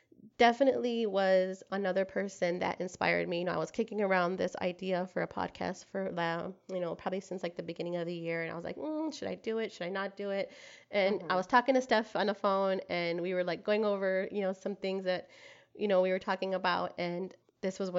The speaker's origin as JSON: {"language": "English", "town": "Detroit", "region": "Michigan", "country": "United States", "moved": "as an adult", "lives_now": "San Antonio, United States", "said": "living here in San Antonio, Texas, but I am from Detroit, Michigan"}